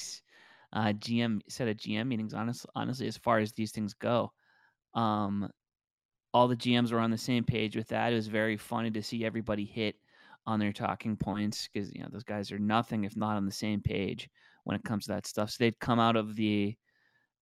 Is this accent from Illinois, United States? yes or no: no; Pittsburgh, Pennsylvania, United States; moved away; also born or lived in Maryland; I'm from Pittsburgh